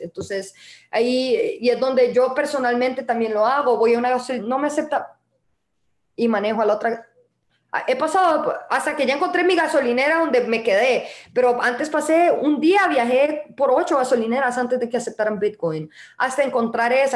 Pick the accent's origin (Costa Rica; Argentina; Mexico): Costa Rica; now in El Salvador; yo, soy tica